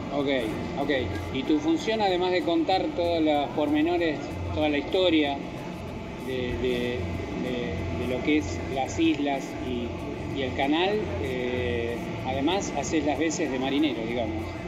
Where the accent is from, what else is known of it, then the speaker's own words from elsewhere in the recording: Buenos Aires, Argentina; a los porteños que, estamos tan lejos